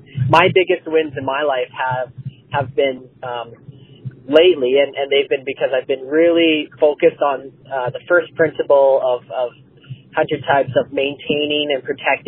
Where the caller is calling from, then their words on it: Calgary, Alberta, Canada; I'm calling from Calgary, Alberta, Canada.